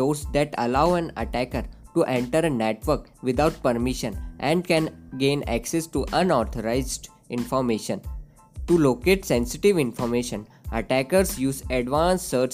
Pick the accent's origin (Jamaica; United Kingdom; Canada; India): India; Indore, Madhya Pradesh; I am from Indore itself. I have done my schooling from Daisy Dale School, Indore.